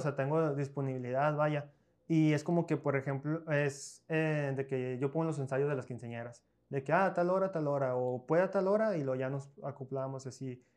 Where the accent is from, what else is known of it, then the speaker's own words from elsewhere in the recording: Piedras Negras, Coahuila, Mexico; also born or lived in Monclova, Coahuila, Mexico; Yo no soy de aquí, yo soy de Muclova, yo soy nacido en Muclova, pero tengo prácticamente toda mi vida viviendo aquí en Piedra